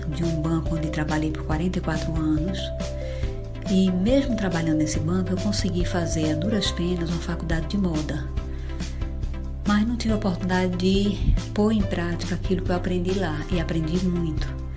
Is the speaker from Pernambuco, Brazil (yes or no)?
no; Fortaleza, Ceará, Brazil; eu sou de Fortaleza